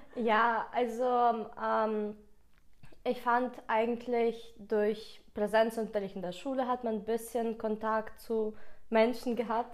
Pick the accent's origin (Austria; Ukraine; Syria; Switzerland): Ukraine; first language Russian; German is a second language; now in Germany; dadurch, dass ich aus der Ukraine komme, ist Russisch meine Muttersprache